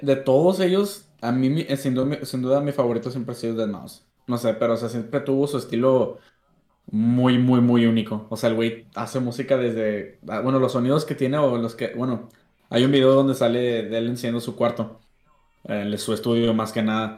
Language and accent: Spanish; Laredo, Texas, United States; nací en lo que es Largo, Texas, para allá. Soy gringo. Mitad mexicano